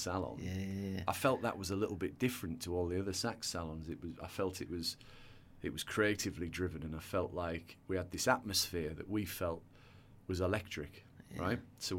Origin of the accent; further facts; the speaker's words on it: England, United Kingdom; I do think in the UK, and I'm not saying this because we're English, but we have got it a bit more balanced